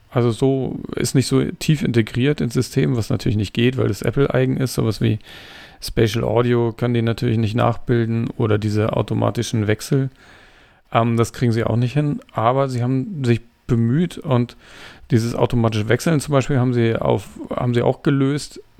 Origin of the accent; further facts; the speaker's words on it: Denmark; German is a second language; Ich weiß nicht, ich komme aus Dänemark.